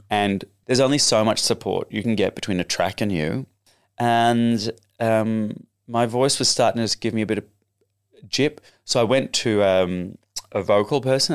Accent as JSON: {"language": "English", "country": "Australia", "also_born_or_lived": "United Kingdom", "accent": "Australian", "moved": "yes", "said": "told not to speak in an Australian accent."}